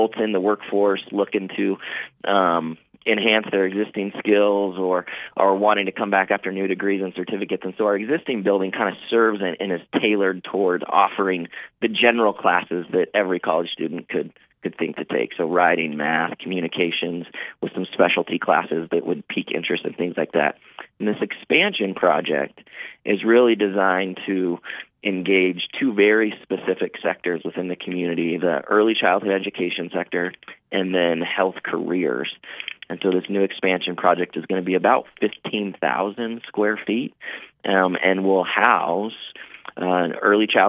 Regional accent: Bend, Oregon, United States; also born or lived in Prineville, Oregon / Madras, Oregon; Born and raised in Bend, spent about 10 years in the community of Prineville.

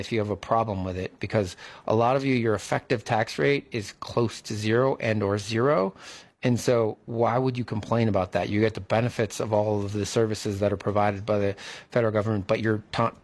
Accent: United States; As an American and a taxpayer

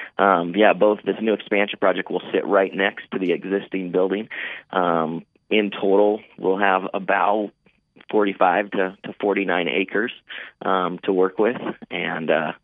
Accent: Bend, Oregon, United States; also born or lived in Prineville, Oregon / Madras, Oregon; Born and raised in Bend, spent about 10 years in the community of Prineville.

